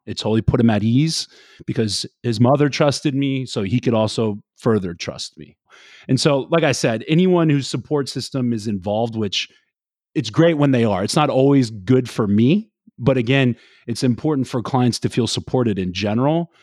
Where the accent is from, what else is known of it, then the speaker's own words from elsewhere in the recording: Florida, United States; also born or lived in the South; now in New Jersey, United States; I'm from Florida